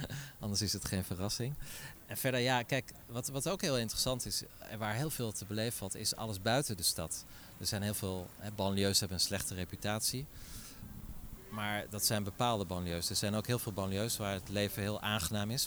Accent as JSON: {"language": "Dutch", "town": "Middelburg", "region": "Zeeland", "country": "Netherlands", "moved": "yes", "lives_now": "Paris, France", "said": "Ik kom uit Middelburg, dus dat is eigenlijk niet zo ver hier vandaan"}